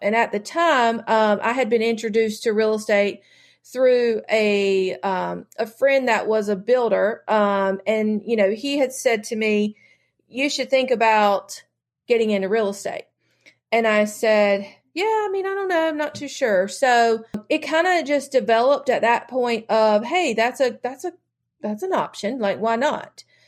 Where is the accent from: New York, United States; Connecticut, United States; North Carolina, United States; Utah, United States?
North Carolina, United States; I have only lived in North Carolina, so I have, uh, I've never really, um, gone very far from home